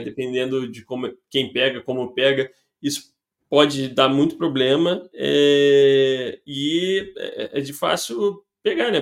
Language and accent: Portuguese; Rio de Janeiro, Brazil; eu e Noelle, dois cariocas